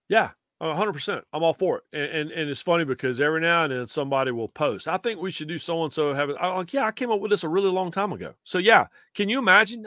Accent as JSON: {"language": "English", "region": "North Carolina", "country": "United States", "tie": "born or raised there", "also_born_or_lived": "Greenville, South Carolina / Boone, North Carolina", "said": "when I was a kid growing up in North Carolina"}